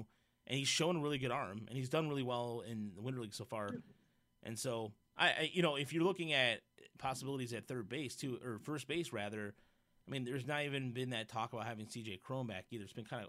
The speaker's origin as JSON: {"language": "English", "region": "Midwest", "country": "United States", "said": "I'm not from New York. Mm-hmm. We're from the Midwest."}